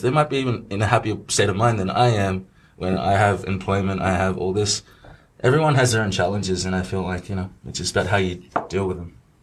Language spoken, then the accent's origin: English; Australia; moved away as an adult; now in Shanghai, China; I was also able to be brought up in like an Australian society or the background. I still see myself as Australian